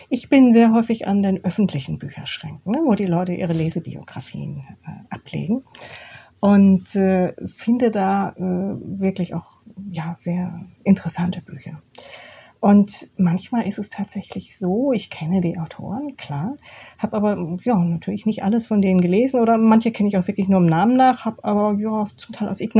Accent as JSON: {"language": "German", "town": "Karlsruhe", "region": "Baden-Württemberg", "country": "Germany", "tie": "born or raised there", "said": "Ich bin ja in der Provinz aufgewachsen. Das hört jetzt hier unsere Stadt Oberhausen nicht gern, aber Karlsruhe ist schon Provinz."}